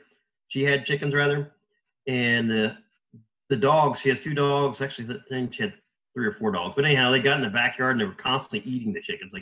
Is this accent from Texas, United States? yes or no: no; Indiana, United States; now in Florida, United States; I'm from Indiana originally, and now here down in Florida